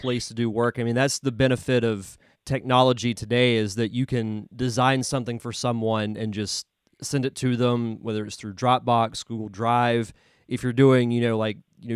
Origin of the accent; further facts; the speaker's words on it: Pensacola, Florida, United States; I'm born and raised in Pensacola